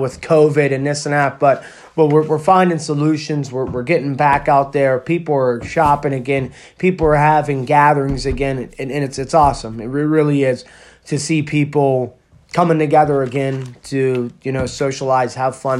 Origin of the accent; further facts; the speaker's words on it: Pennsylvania, United States; I'm from, you know, Pennsylvania